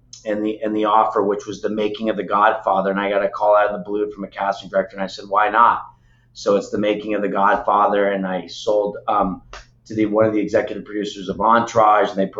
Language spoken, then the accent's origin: English; Los Angeles, California, United States; also born or lived in Tarzana / Beverly Hills; Born and raised. I was actually born in Tarzana, so Valley boy